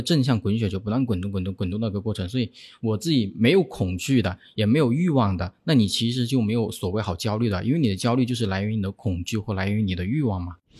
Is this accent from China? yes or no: yes; Guangdong, China; moved away as an adult; also born or lived in Hubei; 因为我在广东嘛，老家，像我在广东上学